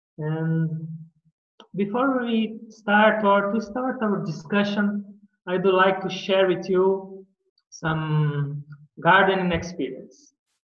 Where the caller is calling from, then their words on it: São Paulo, Brazil; I'm presently speaking from Brazil, from São Paulo, from our Ashram Temple of Divine Love. In the last 7 years, I have been here in Brazil, in São Paulo, at this ashram